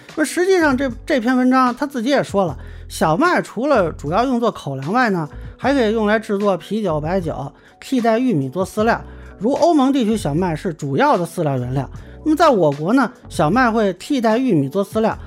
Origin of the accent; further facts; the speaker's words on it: Lintong, Shaanxi, China; moved away; also born or lived in Beijing (parents); 你像我父母呢是北京知青，我小时候在陕西临潼县住过很多年，那片当时主要的是种的玉米和小麦啊。